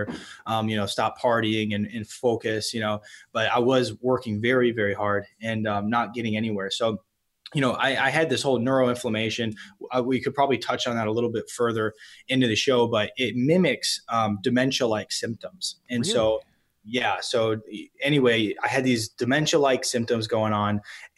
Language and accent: English; East Coast, United States; I am from the East Coast